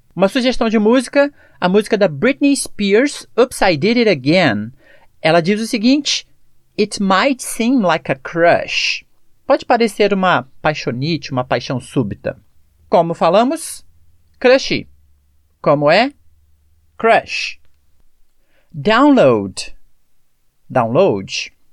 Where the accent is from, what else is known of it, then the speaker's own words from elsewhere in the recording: Brazil; A questão da pronúncia é a maneira que nós falamos como brasileiros